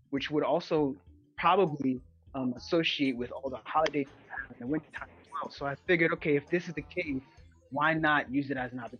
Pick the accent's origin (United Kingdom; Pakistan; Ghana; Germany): Ghana; now in Bronx, United States; Um, I'm 24, uh, in the Bronx, New York. I'm a Ghanaian.